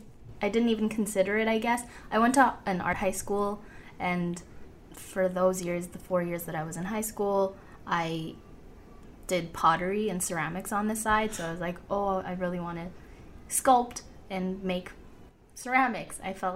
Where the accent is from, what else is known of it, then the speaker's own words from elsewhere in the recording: Toronto, Ontario, Canada; moved away as an adult; also born or lived in Korea; now in Los Angeles, United States; I'm from Korea. I was 4 when my parents moved us to Toronto. So I'm Canadian. And I lived there all my life, or most of my life